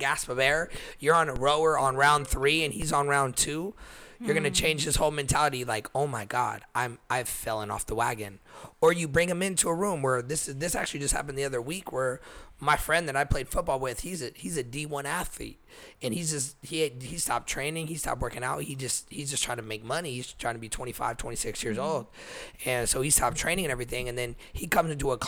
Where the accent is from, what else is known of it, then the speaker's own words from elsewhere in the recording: Texas, United States; now in California, United States; I'm from Texas.